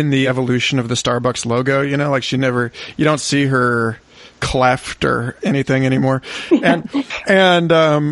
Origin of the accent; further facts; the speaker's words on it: Florida, United States; Growing up in Florida